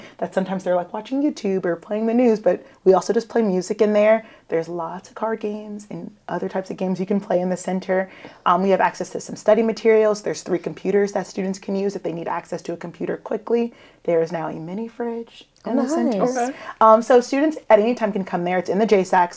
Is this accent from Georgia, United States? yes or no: yes; Savannah, Georgia, United States; now in Augusta, United States; I grew up in Savannah